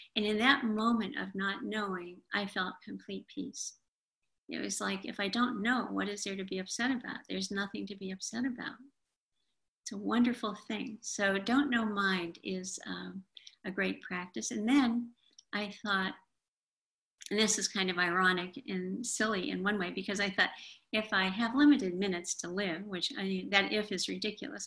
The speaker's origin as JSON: {"language": "English", "region": "Appalachia", "country": "United States", "said": "I'm from Appalachia"}